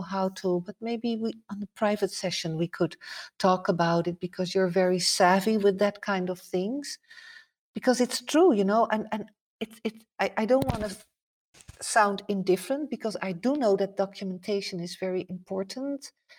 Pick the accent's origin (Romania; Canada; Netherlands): Netherlands; English is a second language; Like, even like, I come from Holland, you would say, wow, that's not so different of North America, but that's not true.